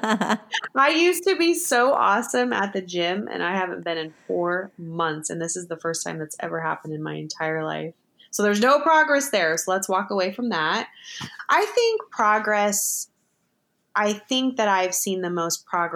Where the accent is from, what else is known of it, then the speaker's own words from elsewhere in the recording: United States; we're American